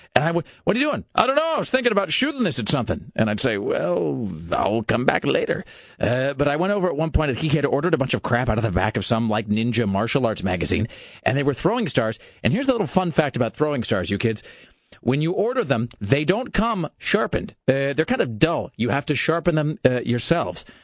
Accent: United States; I'm an American

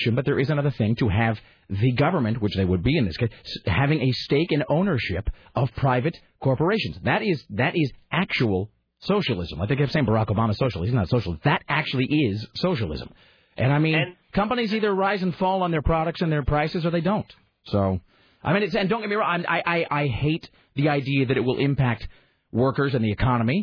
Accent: Kennewick, Washington, United States; moved away; I grew up in a town called Kennewick, Washington, which is a stone's throw from the Hanford nuclear facility

